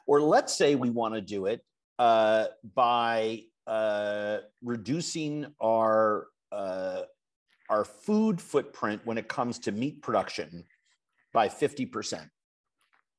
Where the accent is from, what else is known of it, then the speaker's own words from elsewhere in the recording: New York, United States; now in Minnesota, United States; I live in Minnesota. I'm from New York